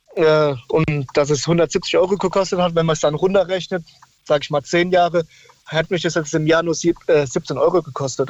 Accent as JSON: {"language": "German", "area": "Odenwald, near Bensheim, Fürth", "region": "Hesse", "country": "Germany", "tie": "born or raised there", "said": "ich bin damals im Rotenwald aufgewachsen, da war es auf der Lindenfelser Burg, das ist in der Nähe von Bensheim, Fürth, Hessen."}